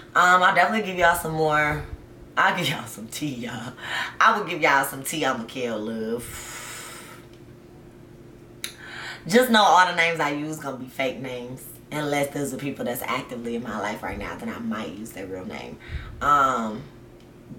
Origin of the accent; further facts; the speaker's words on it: the South, United States; also born or lived in Georgia / Tennessee; I grew up in the South, okay? South. Georgia and Tennessee